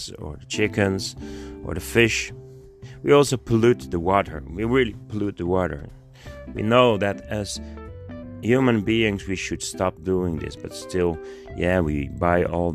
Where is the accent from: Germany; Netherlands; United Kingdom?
Netherlands; I'm from the Netherlands and we're in Europe